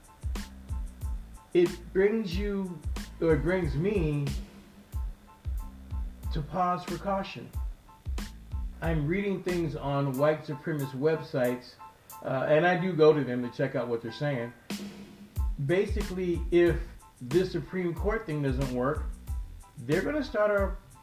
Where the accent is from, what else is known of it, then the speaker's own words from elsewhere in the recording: United States; I'm an American